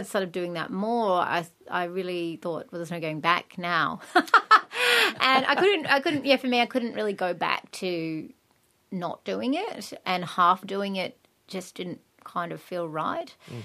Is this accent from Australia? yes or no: yes; Australia; also born or lived in England; I came back to Australia